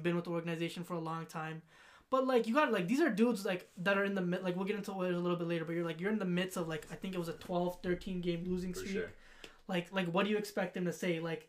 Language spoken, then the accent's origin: English; United States; now in Canada; I'm the American here